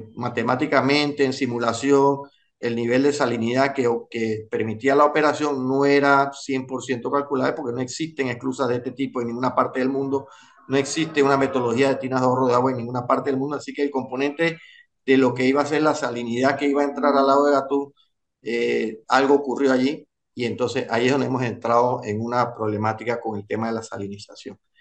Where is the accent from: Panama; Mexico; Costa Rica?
Panama; como panameños